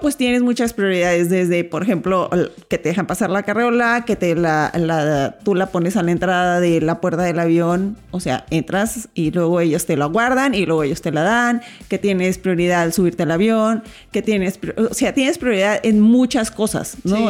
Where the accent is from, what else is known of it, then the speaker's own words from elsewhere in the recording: Mexicali, Baja California, Mexico; moved away; yo soy de Mexicali